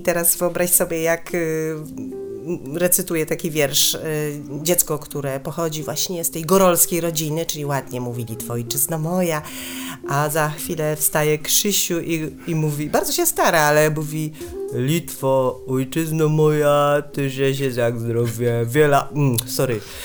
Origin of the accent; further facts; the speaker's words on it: Chorzów, Silesian Voivodeship, Poland; moved away; pochodzę ze Śląska